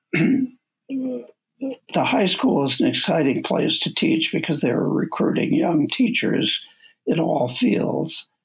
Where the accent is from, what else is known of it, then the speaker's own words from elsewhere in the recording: Minneapolis, Minnesota, United States; I grew up on York Avenue, which is an idyllic uh, street in Minneapolis, Southwest